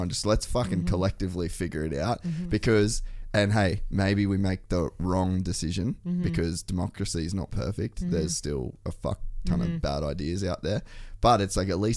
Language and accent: English; Cairns, Queensland, Australia; I grew up in Cairns